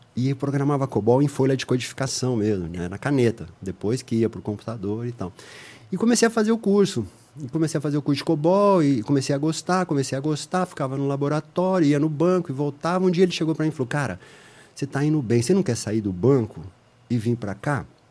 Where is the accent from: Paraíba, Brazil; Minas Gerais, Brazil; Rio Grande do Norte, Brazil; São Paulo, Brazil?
São Paulo, Brazil; Ribeirão Preto; eu sou de Ribeirão Preto, do interior aqui de São Paulo, e, é, nascido lá em Ribeirão e tudo mais